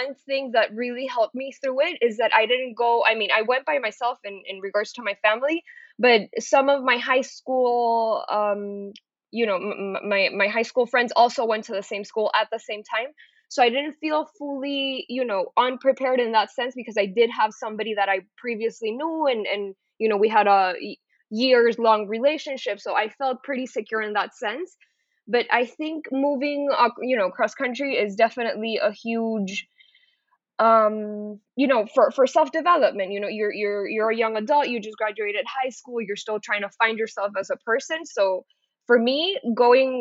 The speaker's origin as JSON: {"language": "English", "town": "San Pedro Sula", "region": "Cortés", "country": "Honduras", "also_born_or_lived": "Boca Raton, Florida / Miami, Florida", "second_language": "English", "moved": "as an adult", "lives_now": "United States", "said": "I'm originally from Honduras, right? That's where I'm based out of, San Pedro Sula, Honduras."}